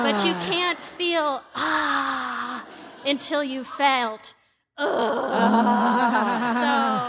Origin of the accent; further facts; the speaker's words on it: Seattle, Washington, United States; I'm from Seattle, and my happiness hack is something that a lot of Seattleites